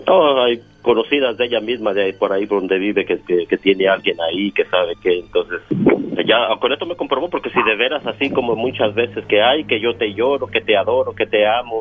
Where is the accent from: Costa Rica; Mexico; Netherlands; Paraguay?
Mexico; yo soy de México